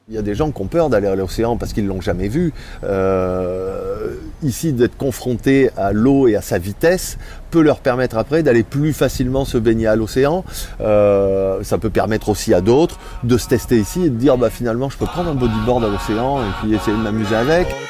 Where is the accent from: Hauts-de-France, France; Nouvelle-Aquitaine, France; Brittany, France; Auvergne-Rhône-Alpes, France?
Nouvelle-Aquitaine, France; Bordeaux; on est de Bordeaux